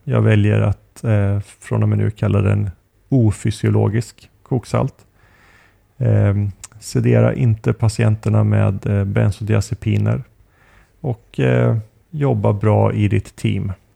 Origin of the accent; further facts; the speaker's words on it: Sweden; moved away; hemma i Sverige